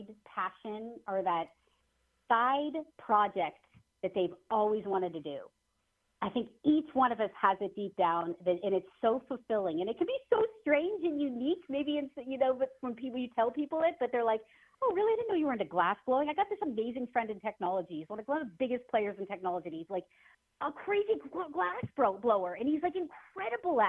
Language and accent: English; Erie, Pennsylvania, United States; moved away; growing up in Erie, PA